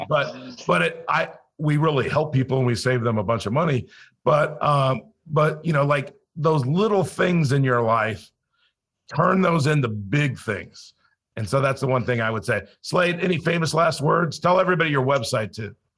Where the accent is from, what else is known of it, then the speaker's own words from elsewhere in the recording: Los Angeles, California, United States; also born or lived in Colorado / South Dakota; now in Florida, United States; I grew up in Los Angeles, so I didn't grow up a hunter or an outdoorsman